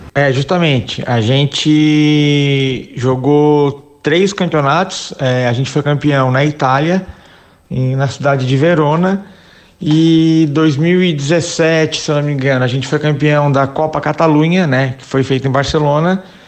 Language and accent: Portuguese; Criciúma, Santa Catarina, Brazil; also born or lived in Itapetininga, São Paulo / Italy / London, England; now in England; sou catarinense, sou natural de Criciúma, é, no interior de Santa Catarina